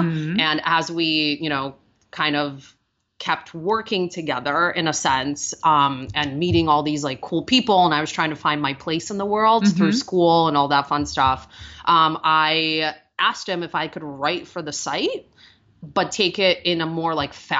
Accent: Russia; accent: Russian; English is a second language; Many years of ESL and then speech classes to get rid of my Russian accent, which now makes me sound like a Valley girl.

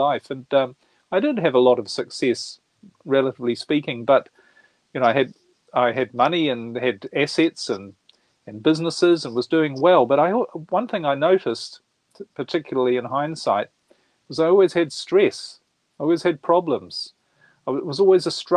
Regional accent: New Zealand; moved away as an adult; now in Europe; I was brought up in New Zealand. I'm born in New Zealand, brought up there, and spent most of my life there. I live in Europe now

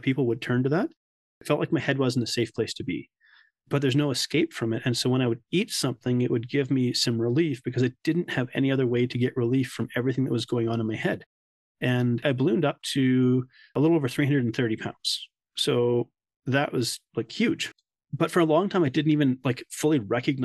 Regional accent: Canada; also born or lived in South Africa; I'm Canadian as well

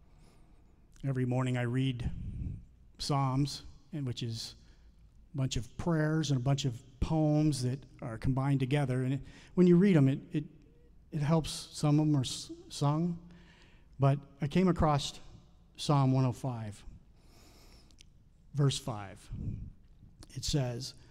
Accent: the South, United States; I'm from the South, and we have black-eyed peas

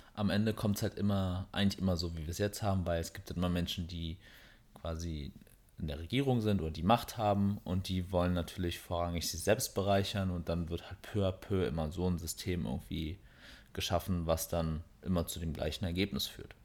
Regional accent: Berlin, Germany; wir kommen aus Berlin her

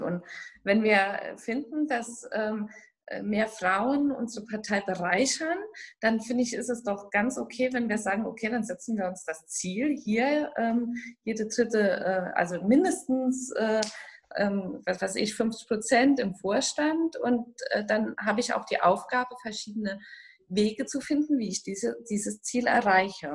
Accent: Saarland, Germany; accent: Saarland dialect; meinem saarländischen Dialekt

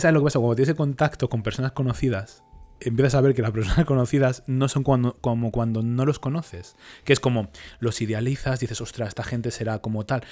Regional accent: Leganés, Community of Madrid, Spain; yo soy de Leganés

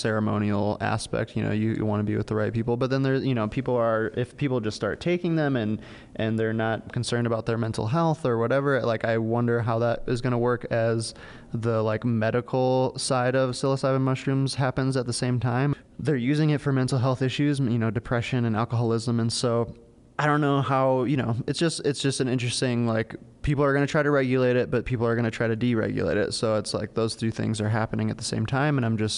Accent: Minnesota, United States; I came from Minnesota and then I found this place, luckily.

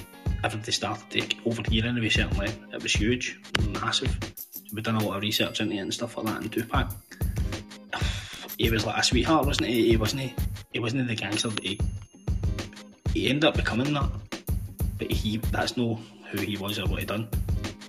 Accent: Hamilton, Scotland, United Kingdom; I'm from Hamilton in Scotland

